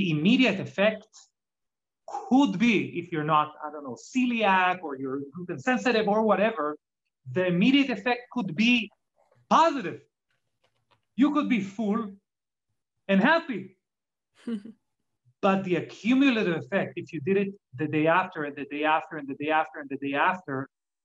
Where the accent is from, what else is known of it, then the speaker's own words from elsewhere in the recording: Israel; English is a second language; now in United States; as you can hear from my accent, I'm not originally from America, I'm from Israel originally